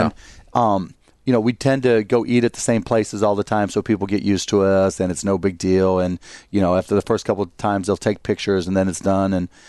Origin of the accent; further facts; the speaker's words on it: Pittsburgh, Pennsylvania, United States; Pittsburgh, Pennsylvania.